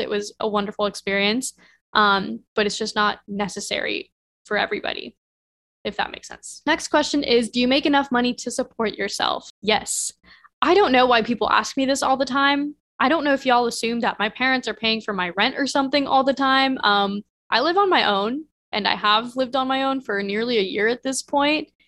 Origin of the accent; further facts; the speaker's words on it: Midwest, United States; I grew up in the Midwest where nobody goes to fashion school